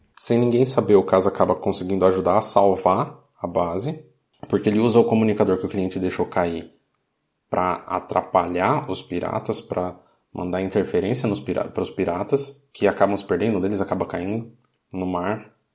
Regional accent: Brazil; quando eu era criança no Brasil

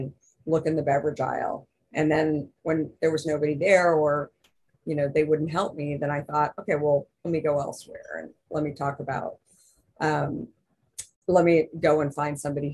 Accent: Arizona, United States; I'm from Arizona.

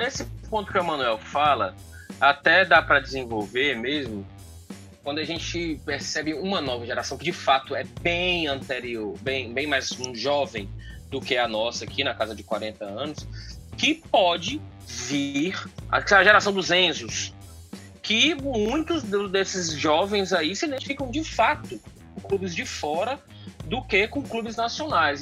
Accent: Assaré, Ceará, Brazil; a minha infância no Cariri, lá em Assaré

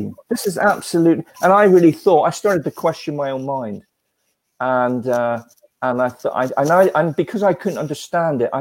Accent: Australia; growing up in Australia as a child

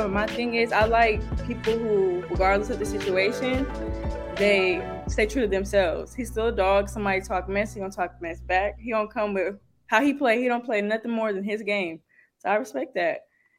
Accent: Rancho Cucamonga, California, United States; Rancho is easy. It's beautiful. It's laid back. It's a vibe, I would say. It's far from the city. It's not LA.

